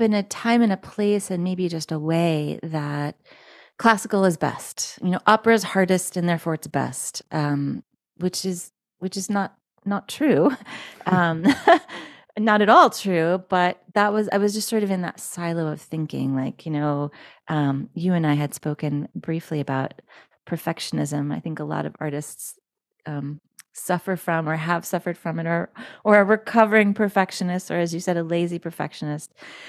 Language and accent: English; Philadelphia, Pennsylvania, United States; also born or lived in Manhattan, Kansas / California; now in New York, United States; I am equal parts from the Philadelphia area, from Manhattan, Kansas, and from California. I currently live in the other Manhattan, the Big Apple, New York City.